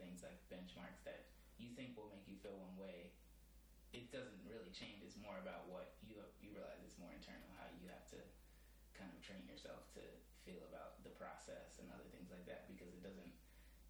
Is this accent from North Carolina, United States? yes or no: no; Berkeley, California, United States; moved away as an adult; now in New York, United States; I was born in New York, but I moved to the Bay Area when I was like less than a year old. So I grew up in Berkeley, California